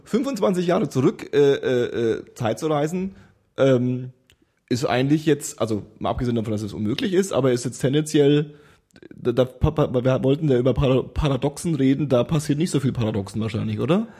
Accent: Franconia, Bavaria, Germany; ich komme ja aus Franken

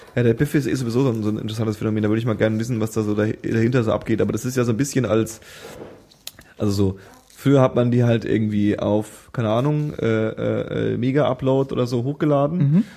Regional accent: Franconia, Bavaria, Germany; now in Berlin, Germany; wo ich herkomme, aus Franken

